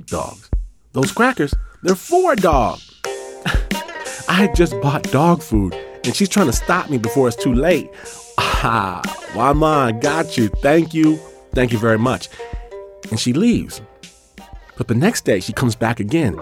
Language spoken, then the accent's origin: English; Midwest, United States; also born or lived in Michigan; I'm from the Midwest